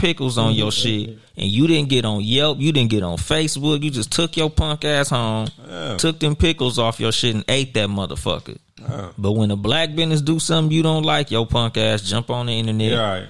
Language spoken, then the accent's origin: English; Compton, California, United States; I know I'm from Compton